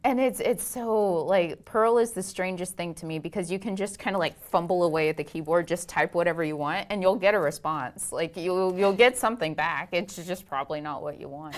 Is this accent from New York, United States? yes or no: no; Itasca, Texas, United States; also born or lived in Houston, Texas; I grew up in a tiny town, um, about halfway between Dallas and Waco